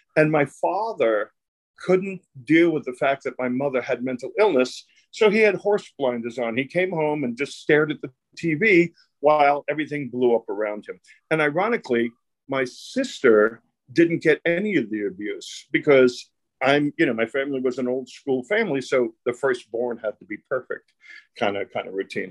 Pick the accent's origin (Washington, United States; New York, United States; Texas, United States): New York, United States; New York City; I grew up in Brooklyn. It was a, an Italian and Jewish neighborhood, and the mafia was in my neighborhood.